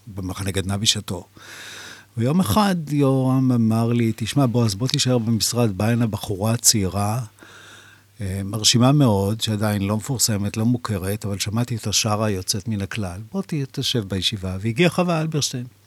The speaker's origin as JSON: {"language": "Hebrew", "town": "Jerusalem", "region": "Jerusalem District", "country": "Israel", "tie": "born or raised there", "said": "גדלתי בירושלים"}